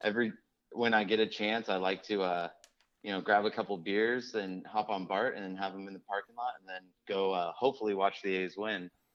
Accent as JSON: {"language": "English", "town": "Sacramento", "region": "California", "country": "United States", "tie": "born or raised there", "lives_now": "Oakland, United States", "said": "I grew up in Sacramento"}